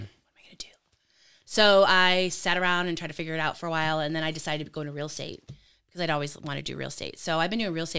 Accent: California, United States; also born or lived in Lansing, Michigan; So I was born in Lansing, actually. Moved out to California, grew up out there.

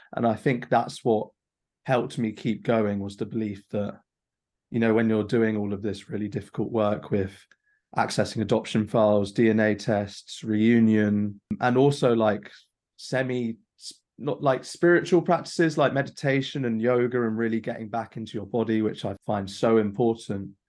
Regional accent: London, United Kingdom; growing up in London, as diverse as it is.

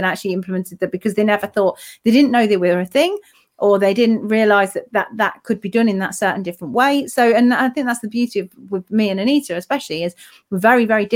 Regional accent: United Kingdom; UK, it's my hometown, but you know, it's where I'm originally from

